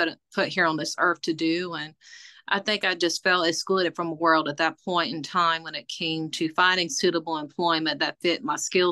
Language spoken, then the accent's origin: English; McCormick, South Carolina, United States; moved away as an adult; also born or lived in Roanoke, Virginia; now in Tazewell, United States; I am originally from McCormick, South Carolina, and I moved to Roanoke, Virginia to pursue my career in the healthcare industry.